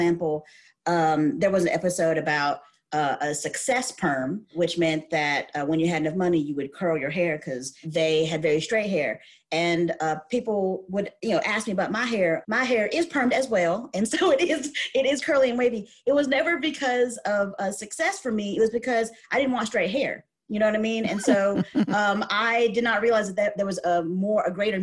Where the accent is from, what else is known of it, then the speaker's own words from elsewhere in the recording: Alabama, United States; I'm Southern. I'm from Alabama. I'm Thai. My parents immigrated from Thailand.